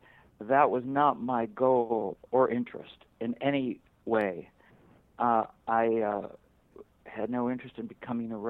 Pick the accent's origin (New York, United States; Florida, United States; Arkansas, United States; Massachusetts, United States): New York, United States; Buffalo; when I was in grade school growing up in Buffalo, New York